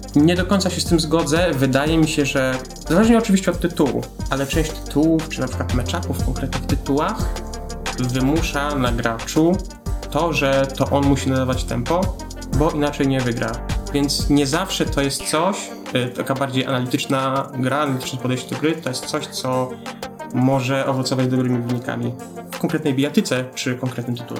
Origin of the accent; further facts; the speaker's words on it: Poland; jak każdy rodowity Polak